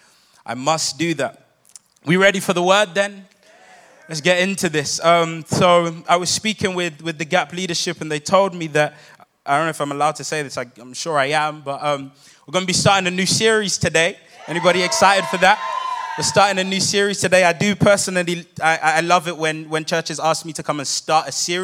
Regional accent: London, United Kingdom; I'm not actually from here. I come from London, England.

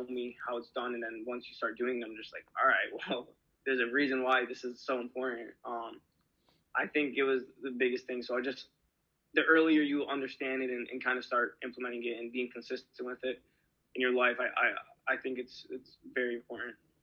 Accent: Michigan, United States; I'm from Michigan

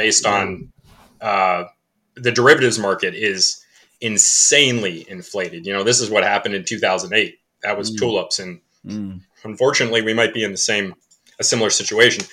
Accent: Connecticut, United States; I'm from Connecticut, it's very education heavy.

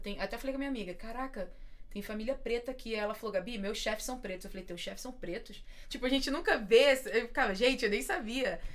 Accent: Belford Roxo, Rio de Janeiro, Brazil; now in Seattle, United States; eu sou de Belfor Roxo

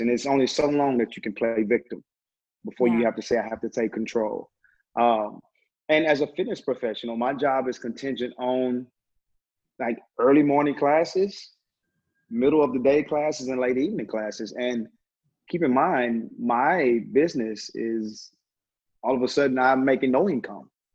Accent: Terrell, Texas, United States; now in Dallas, United States; I hail all the way from Terrell, Texas

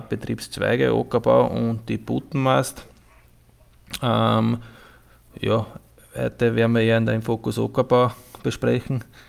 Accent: Burgenland, Austria; ich komme aus dem Burgenland

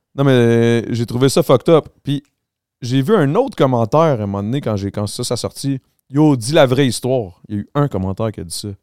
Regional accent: Montreal, Quebec, Canada; Moi, je viens du Grand Montréal.

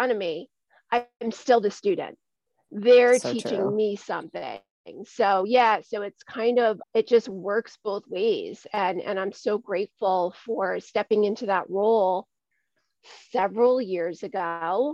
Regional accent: Dutchess County, New York, United States; I am from Dutchess County, New York, which is located between Albany and New York City. It's where I grew up.

